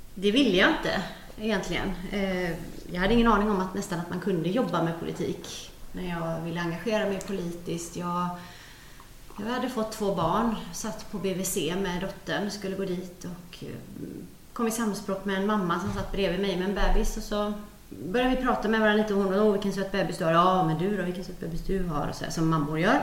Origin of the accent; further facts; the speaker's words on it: Gothenburg, Västra Götaland, Sweden; moved away as an adult; now in Södertälje, Sweden; Jag är ju från Göteborg från början, men, men vi har blivit kvar här.